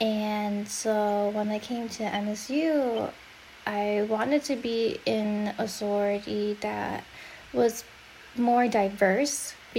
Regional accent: Chicago, Illinois, United States; moved away as an adult; also born or lived in Michigan; now in Arizona, United States; I'm originally born and raised in Chicago, and currently I am in Arizona.

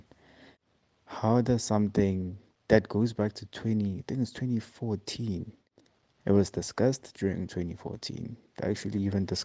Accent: South Africa; feel even less South African

